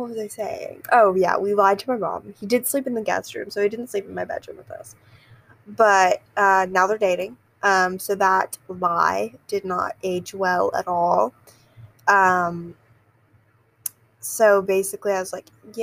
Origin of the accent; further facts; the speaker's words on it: the South, United States; I am from the South